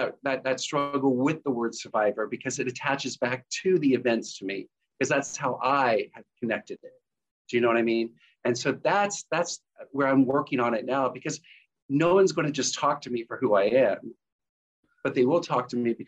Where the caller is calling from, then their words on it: Kettering, Ohio, United States; I'm coming in from Kettering, Ohio, which is outside of Dayton, Ohio, in the U.S.